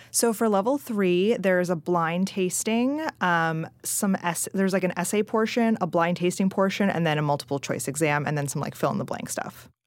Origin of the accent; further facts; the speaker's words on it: Princeton, United States; moved away; also born or lived in Massachusetts; I'm originally from Princeton, and there's Small World Coffee there.